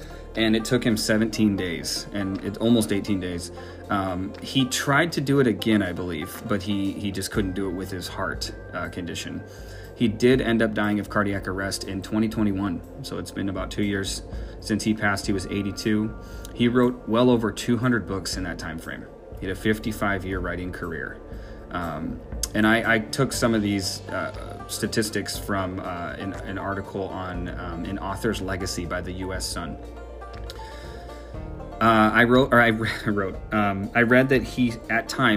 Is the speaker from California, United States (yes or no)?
no; Minneapolis, Minnesota, United States; I am originally from Minneapolis.